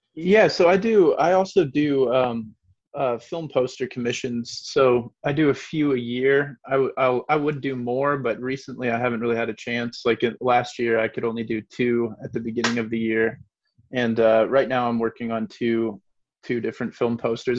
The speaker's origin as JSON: {"language": "English", "region": "Iowa", "country": "United States", "tie": "born or raised there", "said": "I grew up in the Quad Cities in Iowa, on the mm-hmm. border of Iowa and Illinois"}